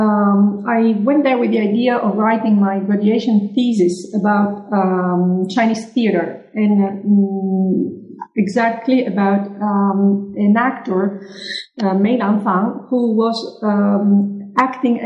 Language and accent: English; Palermo, Sicily, Italy; also born or lived in Lecce; the university of my own hometown, which is Palermo in Sicily